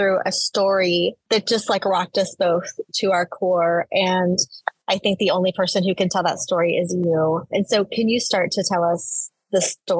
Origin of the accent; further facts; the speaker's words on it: Austin, Texas, United States; also born or lived in Waco, Texas / Houston, Texas; I was born in Waco, raised in Austin.